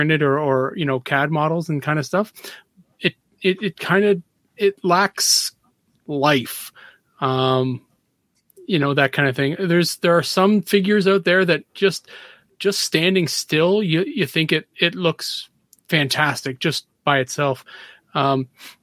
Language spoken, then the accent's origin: English; Canada; I'm Canadian